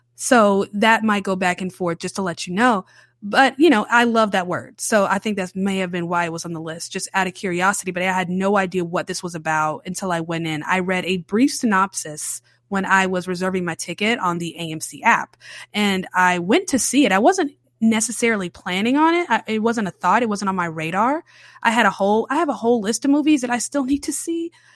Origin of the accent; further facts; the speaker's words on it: Charlotte, North Carolina, United States; now in New Orleans, United States; I grew up in Charlotte, North Carolina